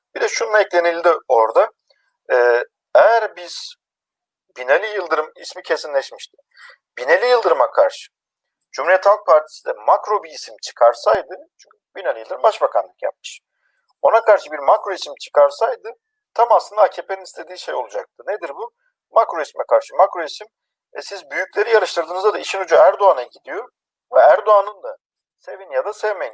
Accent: Erzincan, Turkey; born or raised there

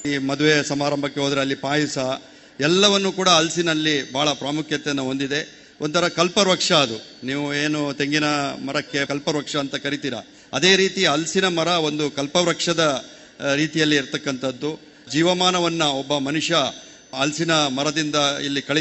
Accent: Kodagu, Karnataka, India; ನಾನು ಮೂಲತಃ ಕೊಡಗಿನವನು

